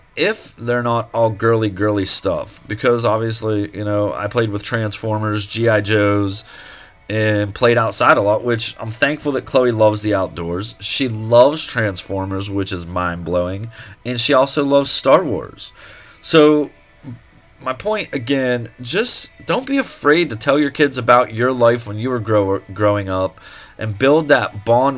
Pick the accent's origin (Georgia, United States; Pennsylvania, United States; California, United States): Pennsylvania, United States; Eau Claire; moved away; back home to where I grew up in Eau Claire, Pennsylvania.